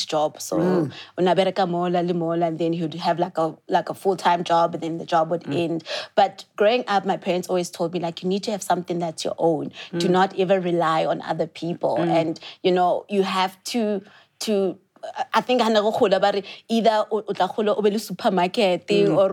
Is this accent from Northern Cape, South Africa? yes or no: no; Katlehong, Gauteng, South Africa; I'm originally from East Rand, Katlehong, and I'm an only child